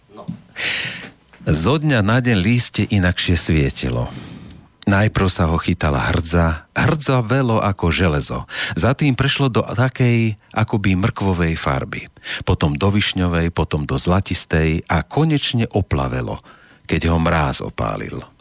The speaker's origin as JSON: {"language": "Slovak", "country": "Slovakia", "said": "sme hrdí Slováci"}